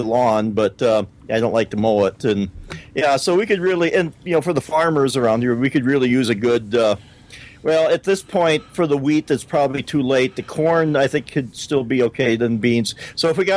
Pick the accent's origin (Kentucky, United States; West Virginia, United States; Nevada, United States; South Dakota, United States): South Dakota, United States; we're from South Dakota